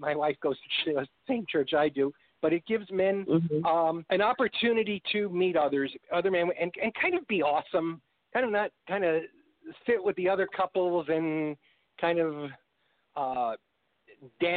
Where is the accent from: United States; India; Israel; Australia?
United States; New York; moved away as an adult; also born or lived in Chicago; now in Texas, United States; I'm from New York and lived in Chicago for several years